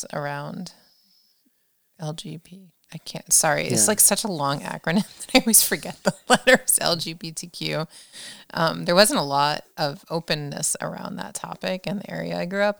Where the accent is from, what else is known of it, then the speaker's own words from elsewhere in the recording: New Jersey, United States; now in Pioneer Valley, Massachusetts, United States; I grew up in New Jersey